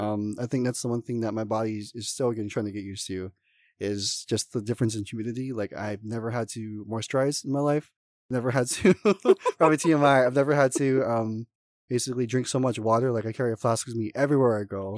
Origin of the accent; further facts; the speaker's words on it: Oahu, Hawaii, United States; moved away as an adult; now in Las Vegas, United States; I'm originally actually from Oahu, Hawaii, um, I've, was born and raised